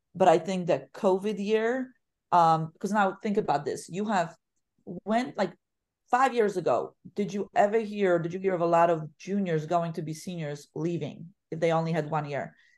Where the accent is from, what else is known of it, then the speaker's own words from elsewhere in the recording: Poland; English is a second language; moved away as an adult; now in United States; where I was born and raised, 'cause I didn't leave until I was, I graduated high school.